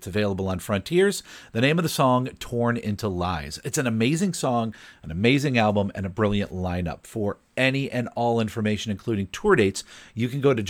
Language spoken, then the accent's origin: English; Broad Brook, Connecticut, United States; Not only is it my hometown